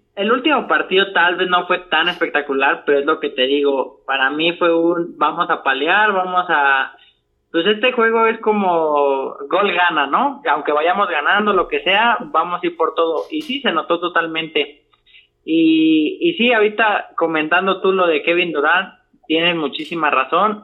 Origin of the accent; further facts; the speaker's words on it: Mexico; como buen mexicano